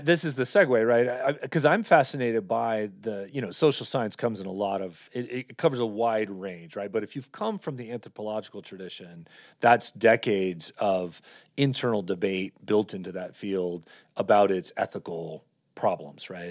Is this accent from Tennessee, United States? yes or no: no; Texas, United States; moved away as an adult; also born or lived in California; now in Montana, United States; I grew up in Texas and then went to school in California